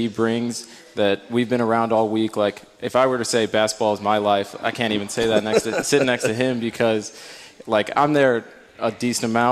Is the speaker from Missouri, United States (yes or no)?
yes; St. Louis, Missouri, United States; I'm from St. Louis as well. I went to CBC